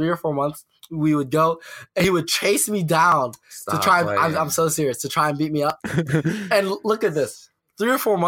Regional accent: Richmond, Virginia, United States; also born or lived in Cleveland, Ohio; I moved to Richmond from Cleveland when I was like 9

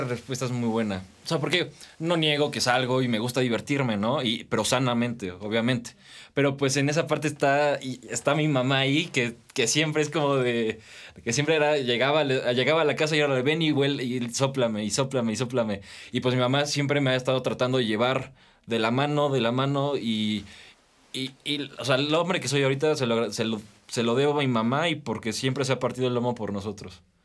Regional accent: Metepec, State of Mexico, Mexico; tengo 19 años, soy de aquí, de Toluca, de Metepec

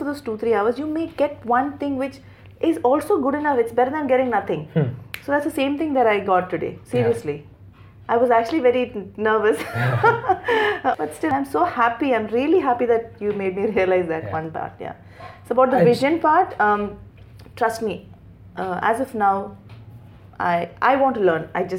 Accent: Dubai, United Arab Emirates; Since I was born and brought up in Dubai, the inclination is always for Dubai.

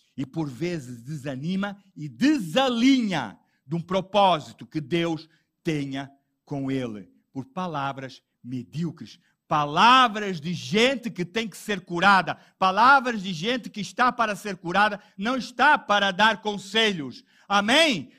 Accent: Portugal; eu sou português

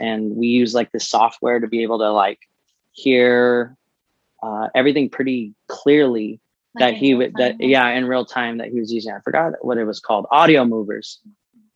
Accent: Santa Fe Springs, California, United States; now in Orange County, United States; I'm originally from Santa Fe Springs, Whittier area, pretty close to the city.

